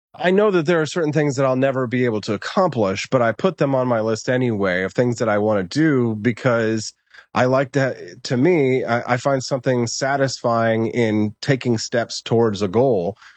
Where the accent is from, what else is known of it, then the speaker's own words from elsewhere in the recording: United States; we as Americans, we identify as, "I'm, I'm an American,"